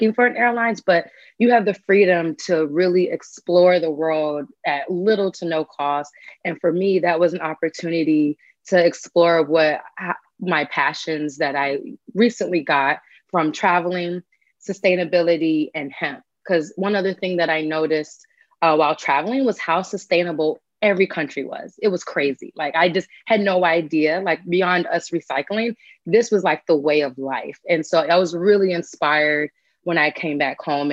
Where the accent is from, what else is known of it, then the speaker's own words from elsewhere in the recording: Charlotte, North Carolina, United States; also born or lived in New York; I'm originally from New York, with my entire family. And I grew up in North Carolina though. So me and my mom moved to Charlotte, North Carolina.